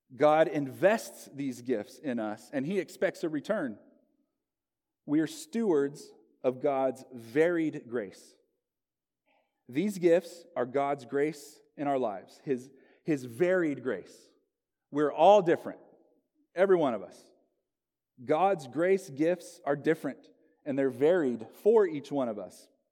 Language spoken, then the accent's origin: English; Locust Grove, Oklahoma, United States; moved away as an adult; also born or lived in Southern California; now in Gresham, United States; my hometown, Locust Grove, Oklahoma